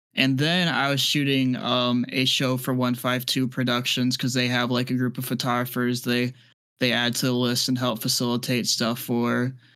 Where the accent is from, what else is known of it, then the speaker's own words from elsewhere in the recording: Midwest, United States; now in Tampa, United States; I'm originally from the Midwest, so, like, I used to be used to that kind of weather, but now I'm, I'm a Florida boy